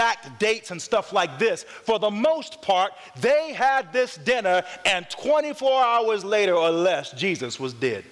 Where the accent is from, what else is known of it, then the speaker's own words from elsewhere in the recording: North Carolina, United States; I'm from North Carolina